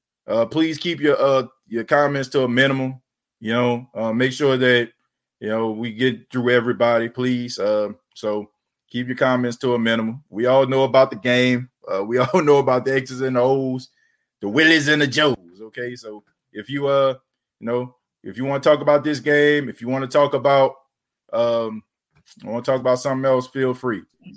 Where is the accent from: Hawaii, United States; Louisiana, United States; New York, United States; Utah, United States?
Louisiana, United States; New Orleans; We are from New Orleans, where we always keep it real.